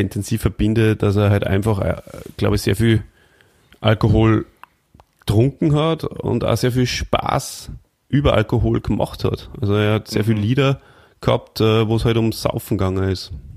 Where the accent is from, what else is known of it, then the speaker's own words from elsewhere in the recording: Austria; bei uns in Österreich